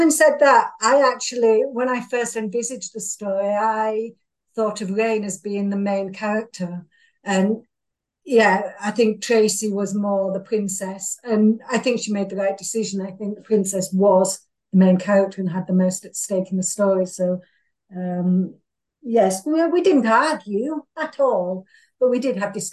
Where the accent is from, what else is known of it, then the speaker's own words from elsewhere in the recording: England, United Kingdom; I'm English, and I think we're a little more restrained than Americans